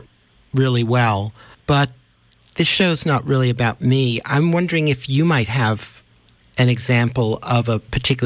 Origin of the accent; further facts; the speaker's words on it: New York City, New York, United States; now in Vermont, United States; I grew up in New York City, and I now live in Vermont in the woods